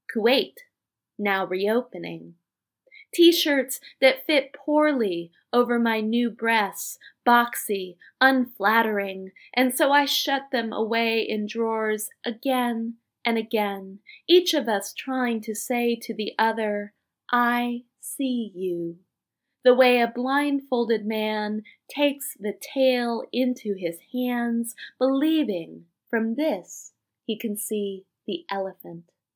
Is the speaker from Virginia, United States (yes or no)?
yes; Northern Virginia, United States; now in Washington, D.C., United States; I grew up in Northern Virginia